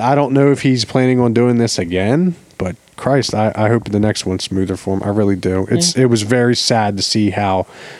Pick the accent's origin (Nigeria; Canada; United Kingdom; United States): United States; Baltimore, Maryland; I'm the friend from Baltimore